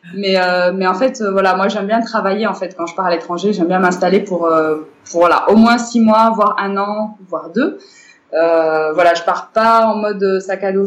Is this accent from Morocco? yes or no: yes; Morocco; moved away as an adult; also born or lived in Bordeaux, France; à la base, je suis née, j'ai grandi au Maroc. Euh, donc voilà, les 18 premières années de ma vie, c'était au Maroc.